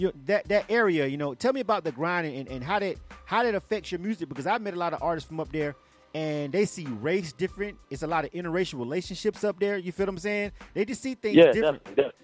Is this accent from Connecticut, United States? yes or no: no; Florida, United States; I'm from Florida. I'm a Miami fan.